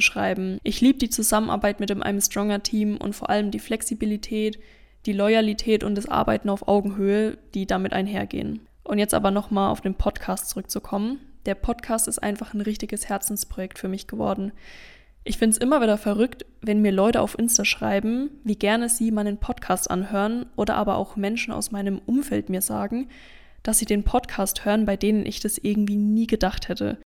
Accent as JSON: {"language": "German", "area": "Lower Franconia", "region": "Bavaria", "country": "Germany", "tie": "born or raised there", "also_born_or_lived": "Münster / Fulda / Bamberg", "moved": "as an adult", "said": "habe ich Anfang des Jahres meine eigene Praxis für Ernährungsberatung und Therapie im wunderschönen Unterfranken eröffnet"}